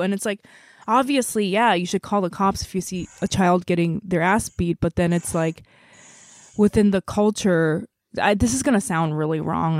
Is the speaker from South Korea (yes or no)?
yes; South Korea; moved away; I grew up in Korea